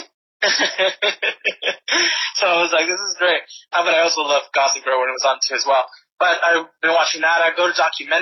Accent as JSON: {"language": "English", "town": "Rosemead", "region": "California", "country": "United States", "tie": "born or raised there", "said": "my hometown of Rosemead, which is where I was raised"}